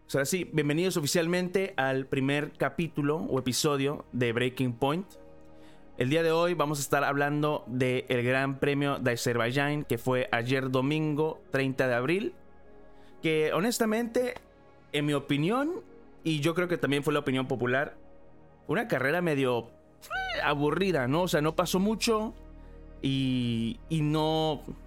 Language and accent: Spanish; Mexico; now in Los Angeles, United States; yo nací en México. Actualmente estoy viviendo en Los Ángeles